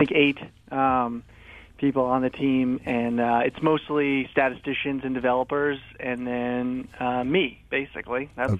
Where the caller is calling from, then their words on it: Bristol, Connecticut, United States; I'm calling in from Bristol, Connecticut, the office.